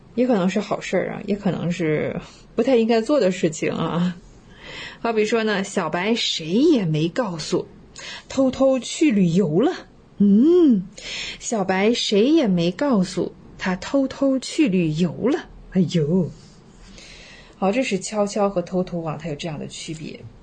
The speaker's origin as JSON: {"language": "Chinese", "country": "China", "said": "我们中国人是孜孜不倦啊"}